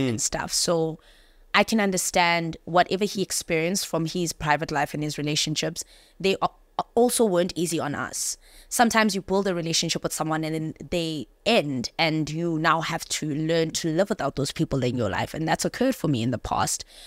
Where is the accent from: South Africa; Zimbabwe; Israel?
South Africa; Johannesburg, Gauteng; I grew up in Joburg